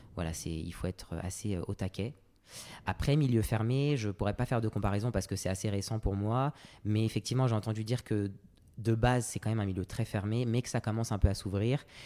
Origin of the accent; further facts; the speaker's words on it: Paris suburbs, Île-de-France, France; J'ai grandi en banlieue parisienne euh, avec ma maman. Euh, moi, je suis d'origine réunionnaise et martiniquaise